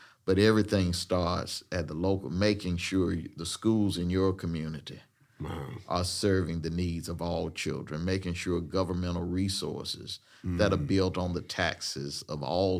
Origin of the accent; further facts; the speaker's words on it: Raleigh, North Carolina, United States; growing up in Raleigh, North Carolina